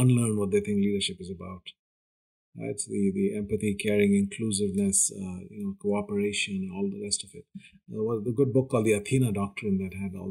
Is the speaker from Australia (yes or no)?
no; India; I come from India, which is a very, very patriarchal society